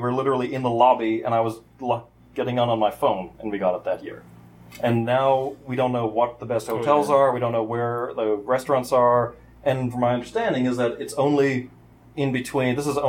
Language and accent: English; Florida, United States; And we come from Florida. What does that say?